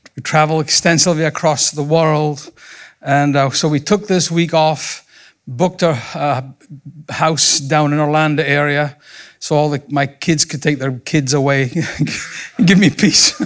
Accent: Scotland, United Kingdom; moved away as an adult; also born or lived in Montgomery, Alabama; now in United States; I was raised in Scotland

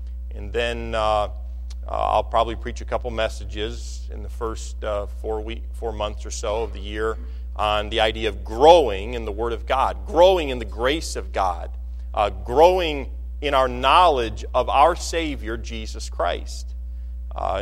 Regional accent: Michigan, United States; I'm from Michigan

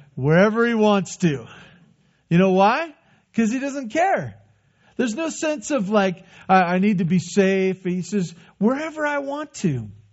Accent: United States; That's part of us being American

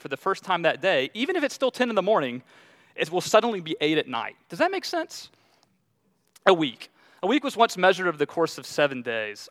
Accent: Southeast, United States; I'm from the Southeast

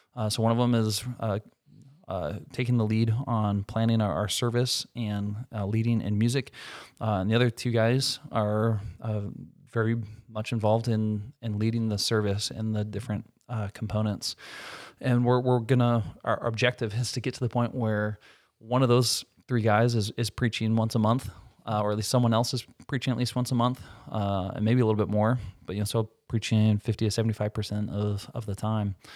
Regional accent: Minnesota, United States; moved away as an adult; also born or lived in Michigan; I was from Minnesota. I went to school here, undergrad and seminary

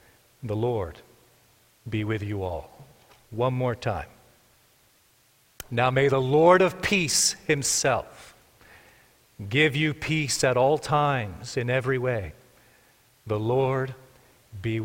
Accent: Markham, Ontario, Canada; moved away as an adult; also born or lived in Texas; now in Cambridge, Canada; I grew up in Markham

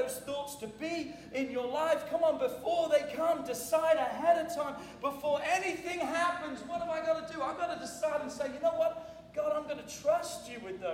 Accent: England, United Kingdom; moved away; When I grew up in England

